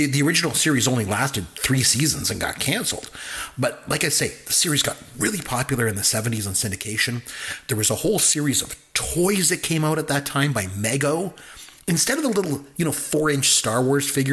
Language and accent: English; Canada; since I'm Canadian